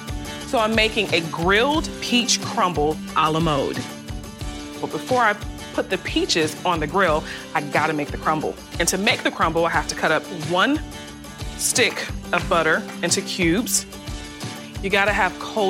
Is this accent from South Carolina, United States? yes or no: yes; Charleston, South Carolina, United States; Growing up in Charleston, South Carolina